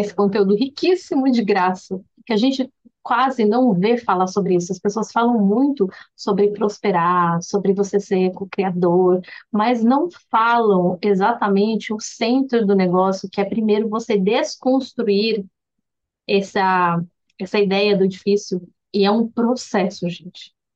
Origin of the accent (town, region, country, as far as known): Brazil; moved away